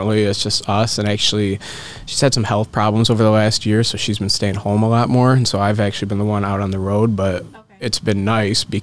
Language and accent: English; Lansing, Michigan, United States; I grew up in the Lansing area, so about an hour and a half from Detroit.